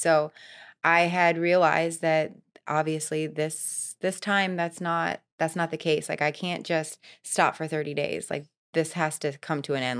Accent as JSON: {"language": "English", "region": "Florida", "country": "United States", "tie": "born or raised there", "also_born_or_lived": "Vermont", "said": "I was born in Vermont, but I was raised here. I've been here for thirty-five years, so I'm a Floridian."}